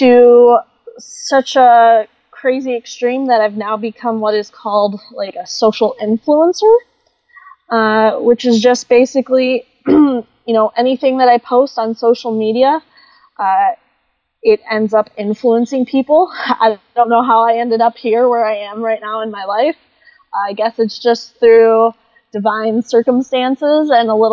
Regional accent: Oregon, Ohio, United States; moved away as an adult; also born or lived in Florida; now in California, United States; Up until about 28 years old, I grew up in Oregon, Ohio.

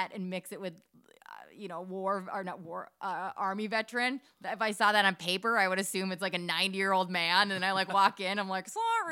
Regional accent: Minnesota, United States; We are so Minnesotan

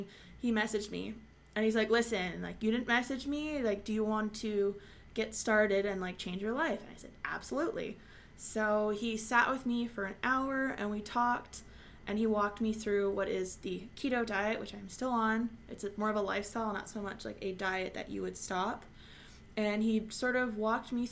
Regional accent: Montreal, Quebec, Canada; born or raised there

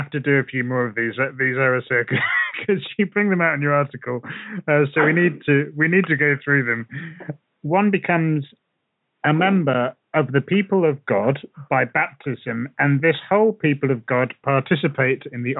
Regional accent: England, United Kingdom; as an English person

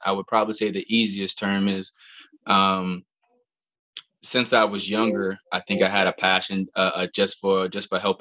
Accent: Albany, New York, United States; now in DC metro area, United States; I'm originally from Albany, New York

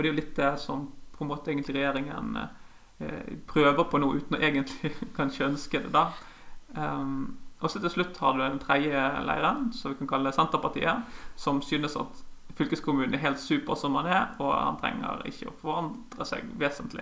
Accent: Sotra, near Bergen, Vestland, Norway; also born or lived in Bjølsen, Oslo; now in Oslo, Norway; jeg vokste opp på Sotra utenfor Bergen

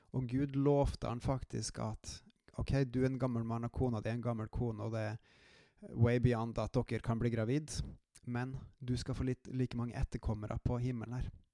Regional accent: Trøndelag, Norway; accent: trøndersk; also born or lived in Jæren / Klæbu; som dere kanskje hører av dialekta mi, så har jeg en hint av uh, trøndersk i meg

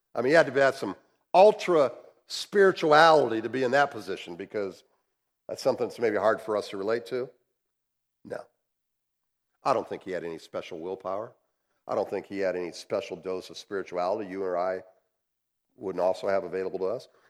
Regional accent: United States; as American capitalists

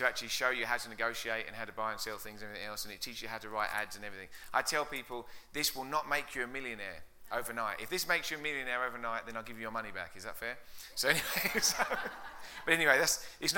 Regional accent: England, United Kingdom; moved away as an adult; now in United States; you can tell my accent isn't from Colorado. It's from out east. I'm way out east, about 6,000 miles out east from England. Came over 10 years ago.

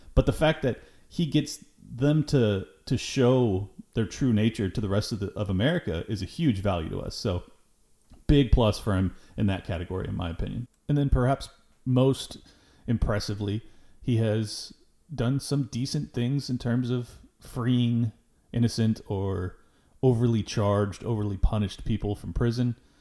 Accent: Southern California, United States; I am born and raised in Southern California

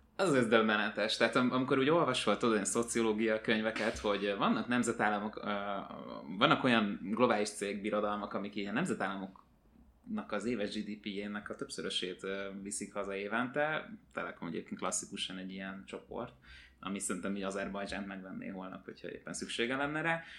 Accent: Hungary; magyar vagyok

